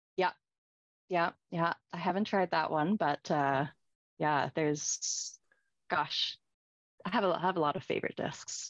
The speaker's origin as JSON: {"language": "English", "town": "Victoria", "region": "British Columbia", "country": "Canada", "said": "we're both from Victoria"}